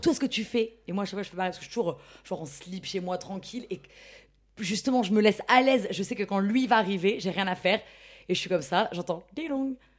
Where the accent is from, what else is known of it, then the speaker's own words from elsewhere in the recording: Ch'ti, Hauts-de-France, France; je suis ch'ti